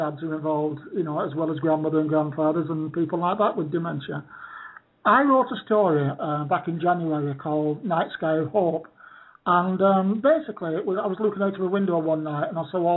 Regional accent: Bolton, North West England, United Kingdom; now in Torquay, United Kingdom; my hometown of Bolton

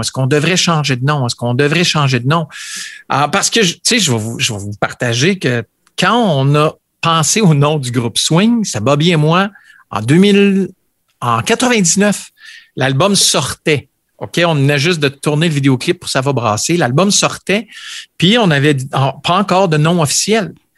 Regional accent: Ontario, Canada; on est franco-ontarien

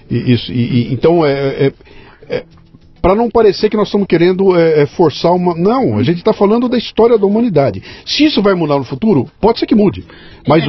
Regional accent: Bauru, São Paulo, Brazil; lá em Bauru, inclusive minha terra

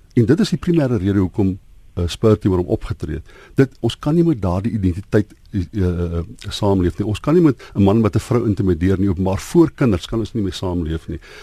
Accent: South Africa; ons as wit Suid-Afrikaners

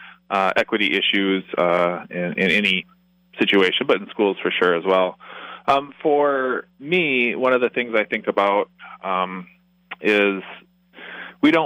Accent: Plainfield, Wisconsin, United States; Growing up in Plainfield, Wisconsin

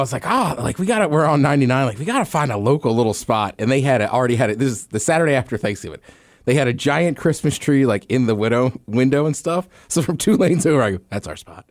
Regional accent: Maryland, United States; moved away; I grew up in Maryland as a Maryland fan

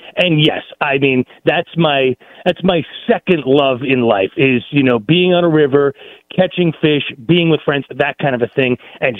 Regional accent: Long Island, New York, United States; moved away as an adult; also born or lived in Albany, New York / Utica, New York; I grew up in Long Island, okay, and at age 5, I witnessed my first blizzard

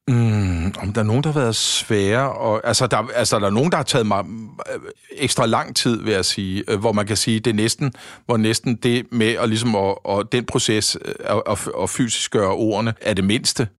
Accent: Frederiksberg, Capital Region of Denmark, Denmark; jeg er sådan rigtig Frederiksberg-dreng

